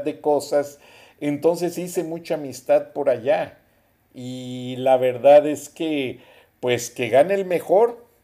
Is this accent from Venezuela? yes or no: no; Mexico; somos los mexicanos